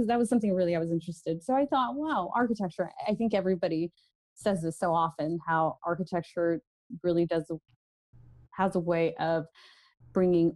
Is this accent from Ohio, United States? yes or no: no; Orange County, California, United States; I was born and raised down in Orange County and in California